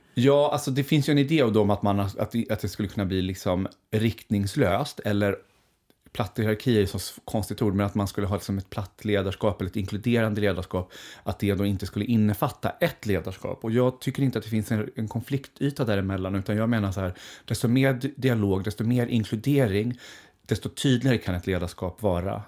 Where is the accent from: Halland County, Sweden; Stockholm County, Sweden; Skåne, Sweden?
Stockholm County, Sweden; Skogås; där växte jag upp tillsammans med min mamma